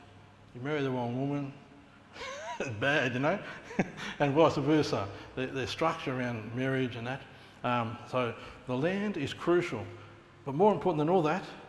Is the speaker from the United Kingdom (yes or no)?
no; Australia; the heartbeat of my people is deep, deep rooted, and we hold it very dear